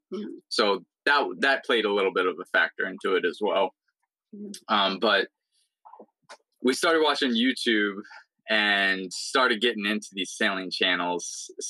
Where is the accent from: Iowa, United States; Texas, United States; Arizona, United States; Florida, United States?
Florida, United States; moved away as an adult; also born or lived in upstate New York; We were both pretty much born and raised in Florida. So we weren't used to the cold that much.